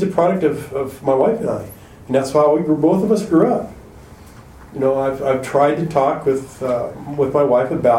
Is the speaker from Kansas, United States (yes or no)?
yes; Wichita, Kansas, United States; moved away; Their kids and our kids were the same age, and we grew up together in Wichita.